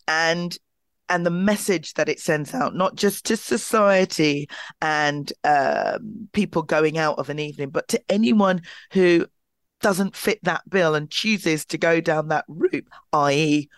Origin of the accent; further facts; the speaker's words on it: London, United Kingdom; my hometown of Clapham, I was born and bred in South London, in Clapham